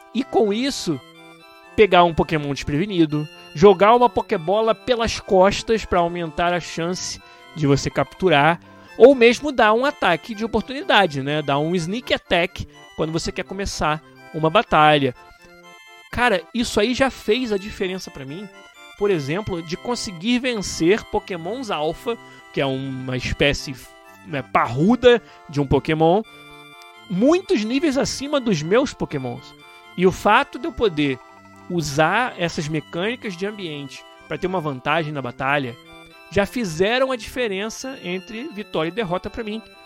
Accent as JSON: {"language": "Portuguese", "region": "Rio de Janeiro", "country": "Brazil", "said": "de onde eu venho, do Rio de Janeiro"}